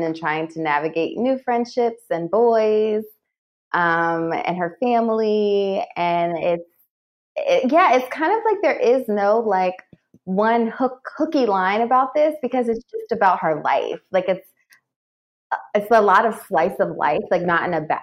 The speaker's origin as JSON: {"language": "English", "region": "New Jersey", "country": "United States", "also_born_or_lived": "New York", "moved": "as an adult", "said": "I'm from New Jersey"}